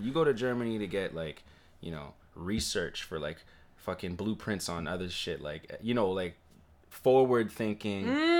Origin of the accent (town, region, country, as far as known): Toronto, Ontario, Canada; born or raised there